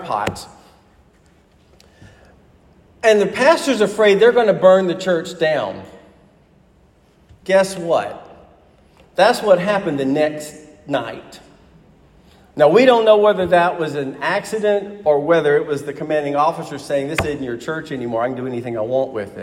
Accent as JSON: {"language": "English", "town": "Huntsville", "region": "Alabama", "country": "United States", "tie": "born or raised there", "moved": "as an adult", "said": "the church I grew up in Alabama"}